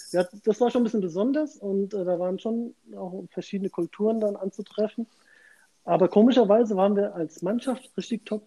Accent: Frankfurt, Hesse, Germany; bin Frankfurter durch und durch. Das heißt auch, dass ich meine Fußballkarriere in Frankfurt gestartet habe.

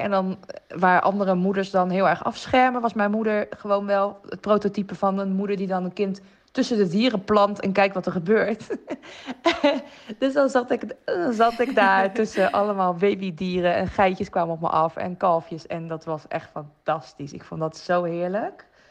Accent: Rotterdam, South Holland, Netherlands; daar ben ik ook opgegroeid in Rotterdam

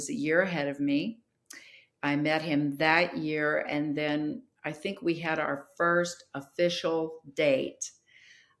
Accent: Bellflower, California, United States; now in Newark, United States; I was raised in a little home missions church in Bellflower, California

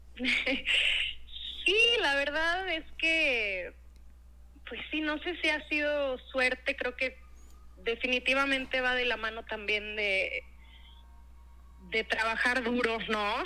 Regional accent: Monterrey, Nuevo León, Mexico; moved away as an adult; also born or lived in Querétaro / New York City / Mexico City; pues nací en Querétaro, ah, crecí en Monterrey. Ah, mira. Este, mm, y bueno, estuve en Monterrey hasta los 18 años y después me fui a estudiar fuera

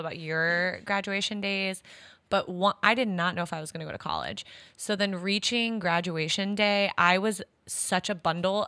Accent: Midwest, United States; my Midwest peeps

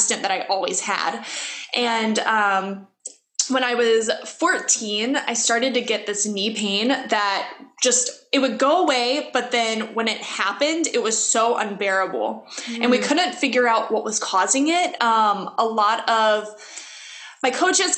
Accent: Louisiana, United States; I grew up in Louisiana, which is like swampy trees

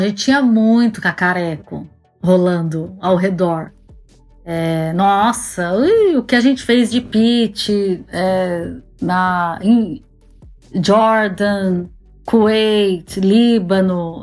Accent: Campinas, São Paulo, Brazil; moved away as an adult; also born or lived in Germany; now in England; eu sou de Campinas, interior de São Paulo

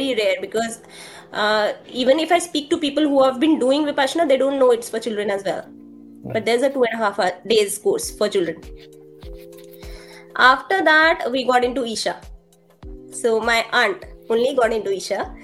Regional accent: Delhi, India; I'm from Delhi. I belong to East Delhi, Lakshmi Nagar. I'm like, my native place is Old Delhi.

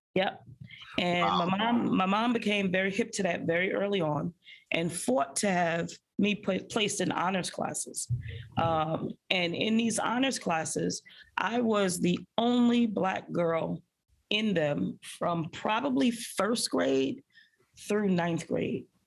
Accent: New York City, New York, United States; I grew up in a public housing project called Marlboro Houses um, in the middle of Bensonhurst, Brooklyn

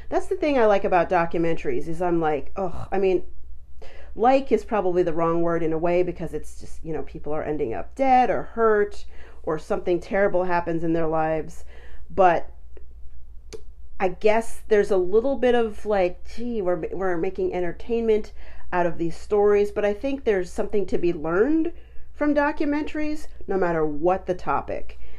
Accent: Colorado, United States; I grew up in Colorado

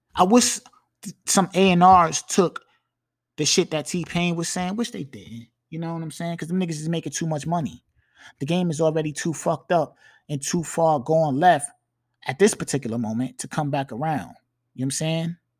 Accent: New York, United States; accent: New York; You can hear that I'm from New York when I talk

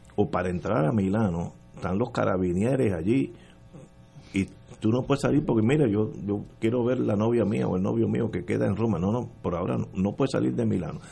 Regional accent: Puerto Rico; somos puertorriqueños

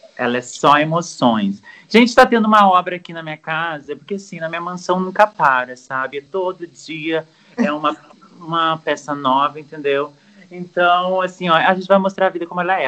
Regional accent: Brazil; nós brasileiros

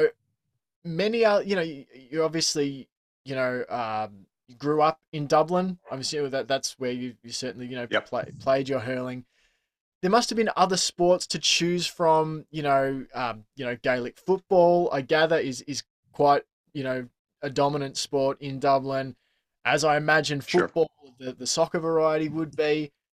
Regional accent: Australia; I'm an Australian

